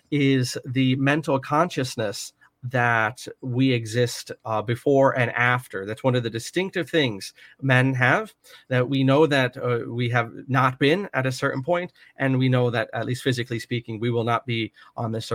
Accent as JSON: {"language": "English", "country": "United States"}